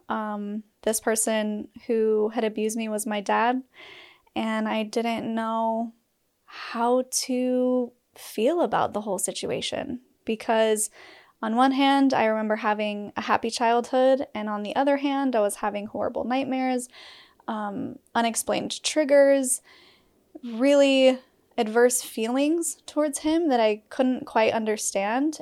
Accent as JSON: {"language": "English", "region": "Utah", "country": "United States", "said": "I'm from Utah"}